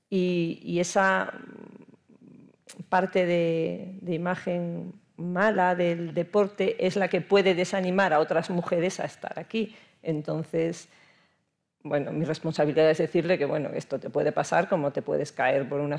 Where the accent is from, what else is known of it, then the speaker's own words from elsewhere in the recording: Castropol, Asturias, Spain; en Castropol, por supuesto en, mi club, en mi pueblo, que empezamos a remar las niñas, pues eso, a final de los 70, primeros de los 80